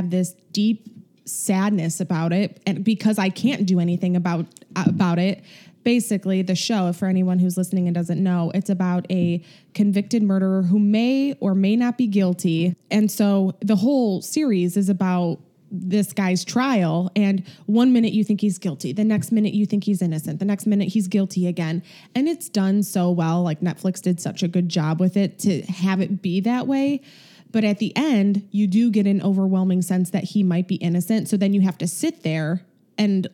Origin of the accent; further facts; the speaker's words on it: Chicago, Illinois, United States; accent: Chicago; my Chicago accent